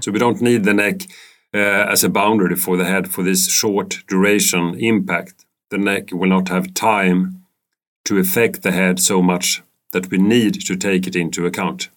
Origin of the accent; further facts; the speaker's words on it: Stockholm, Stockholm County, Sweden; I'm living in Stockholm. I was born in Stockholm. Um, I've been studying in Stockholm